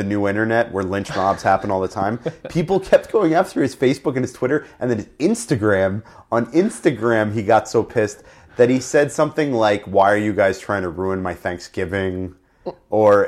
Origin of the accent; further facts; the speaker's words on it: New York, United States; me growing up in New York